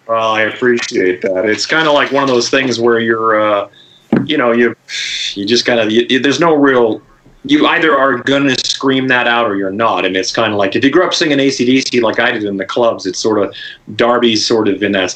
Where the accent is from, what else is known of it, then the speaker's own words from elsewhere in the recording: Saskatchewan, Canada; I'm from Saskatchewan